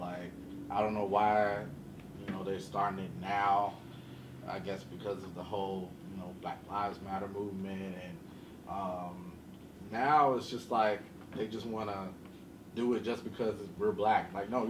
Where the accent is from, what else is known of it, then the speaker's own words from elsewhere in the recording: Chicago, Illinois, United States; I'm from Chicago, from the South Side